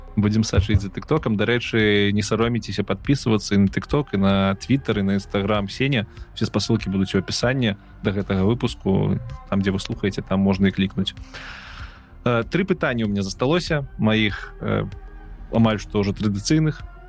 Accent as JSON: {"language": "Belarusian", "country": "Belarus", "said": "я беларус"}